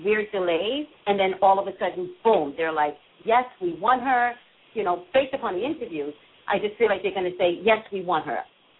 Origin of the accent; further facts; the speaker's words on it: Montclair, New Jersey, United States; also born or lived in Staten Island; I come from Montclair, New Jersey.